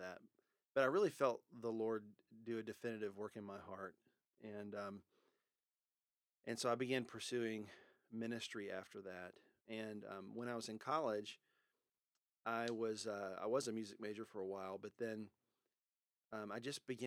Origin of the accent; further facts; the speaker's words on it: Louisiana, United States; also born or lived in Texas; now in Louisville, United States; I was born in Louisiana, spent most of my growing up years in Louisiana, but I also spent part of it in Texas, in the Metroplex area